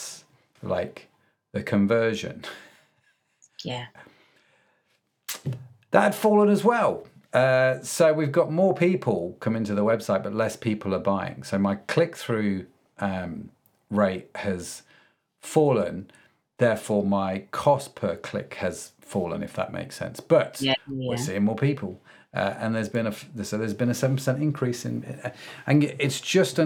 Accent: United Kingdom; being a Brit myself.

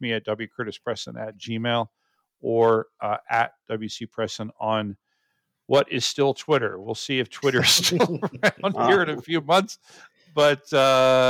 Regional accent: United States; I'm born and raised in, you know, the U.S.

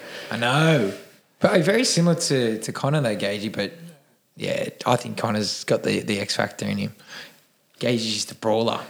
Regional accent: Cronulla, New South Wales, Australia; I am from Cronulla. I was born and raised here

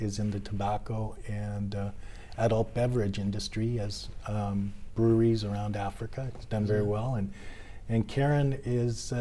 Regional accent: Winnipeg, Manitoba, Canada; now in Japan; I was born in Winnipeg, Canada.

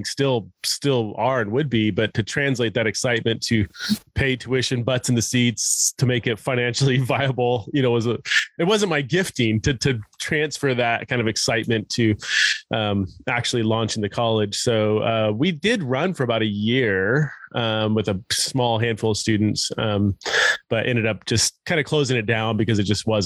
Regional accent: California, United States; born and raised in California

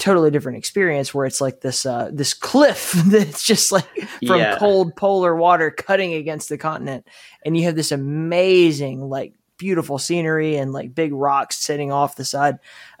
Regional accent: Southeast, United States; I grew up in the Southeast on the Gulf Coast of the United States, and it's very like flat, you know, there's no mountains and the water is warm.

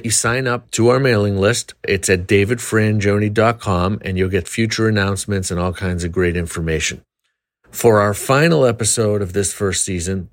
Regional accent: Arlington, Massachusetts, United States; moved away; I grew up in Arlington

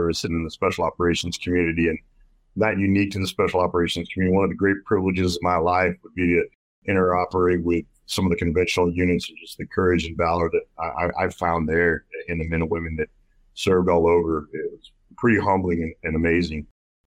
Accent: Texas, United States; I grew up in Texas

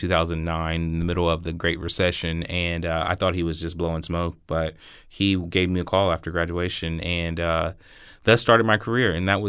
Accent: Columbus, Ohio, United States; Well, I was born and raised here in Columbus, Ohio. I went to Columbus City Schools.

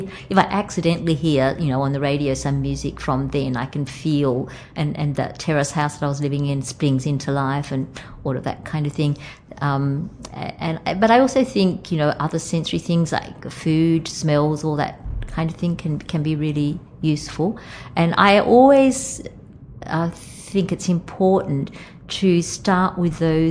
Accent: Wellington, New South Wales, Australia; born or raised there; moved away

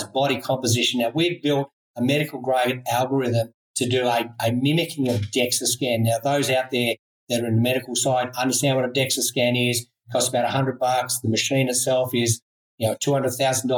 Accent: Australia; I'm an Aussie

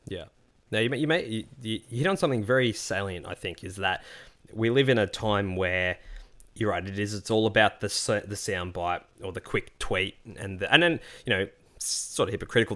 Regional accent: Australia; being Australian

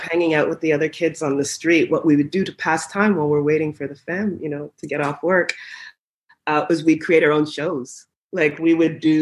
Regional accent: Ottawa, Ontario, Canada; I grew up in Ottawa, Ontario, Canada

